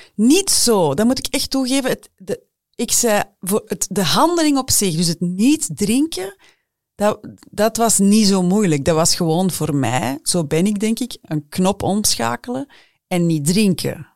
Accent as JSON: {"language": "Dutch", "region": "Flanders", "country": "Belgium", "said": "Bij ons in Vlaanderen"}